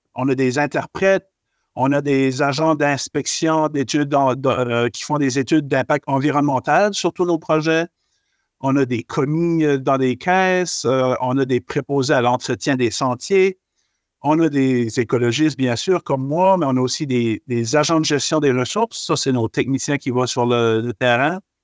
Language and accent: French; Acadian Peninsula, New Brunswick, Canada; je suis originaire du Nouveau-Brunswick. Euh, j'ai grandi dans une petite municipalité qui s'appelle euh, euh c'est situé dans la péninsule acadienne